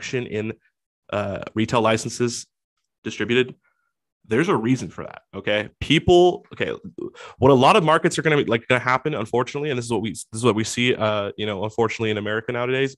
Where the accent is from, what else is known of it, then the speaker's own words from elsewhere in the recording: Washington, United States; Washington, my home state